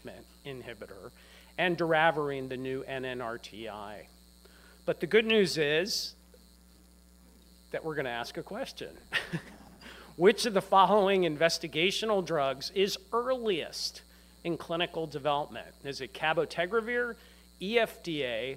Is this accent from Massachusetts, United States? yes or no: no; Bethesda, Maryland, United States; I grew up in Bethesda, Maryland.